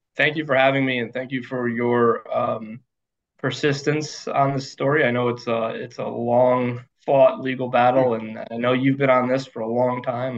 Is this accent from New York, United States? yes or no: no; rural Connecticut, United States; I was born in Connecticut, born and raised uh, in rural Connecticut